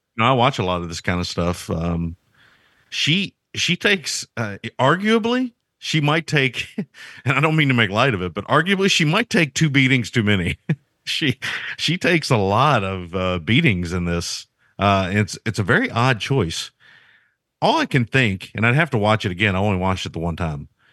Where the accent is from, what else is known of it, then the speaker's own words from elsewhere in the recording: United States; I'm an American